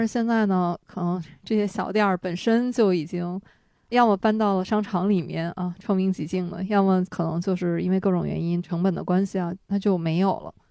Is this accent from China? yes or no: yes; Shenyang, Liaoning, China; now in Beijing, China; 这个是我对小的时候在沈阳吃的冻豆腐一个牢牢的印象嗯。而且东北嘛，冬天外面冰天雪地，家里面就热气腾腾的一碗酸菜汤，这个就是我小时候一种对故乡食物的记忆吧